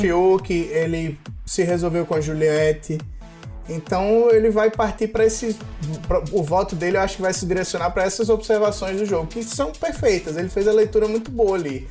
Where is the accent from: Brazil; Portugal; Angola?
Brazil; Northeast Region; eu sou nordestino